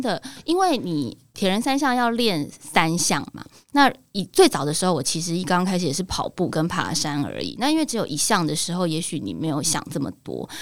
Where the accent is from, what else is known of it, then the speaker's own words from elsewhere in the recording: Taiwan; 台湾人如果碰到同样的事情，我们有没有办法有这个战斗民族的的性格出现？